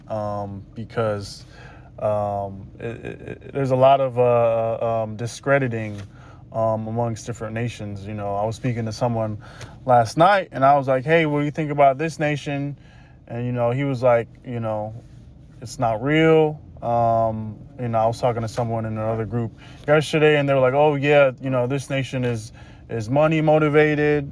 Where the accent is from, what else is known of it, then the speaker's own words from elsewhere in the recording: Georgia, United States; now in West Coast, United States; I'm originally from Georgia